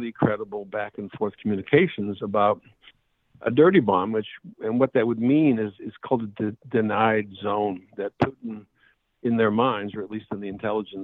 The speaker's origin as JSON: {"language": "English", "town": "Edmonton", "region": "Alberta", "country": "Canada", "said": "I'm Canadian from Edmonton"}